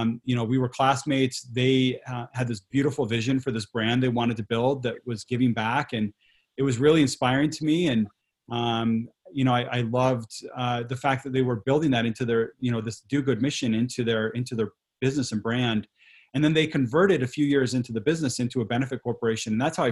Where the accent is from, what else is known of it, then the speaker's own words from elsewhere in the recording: Quito, Pichincha, Ecuador; moved away; I grew up in Latin America and Ecuador, where I spent part of my childhood and teenage years. My family lived in Quito, the capital city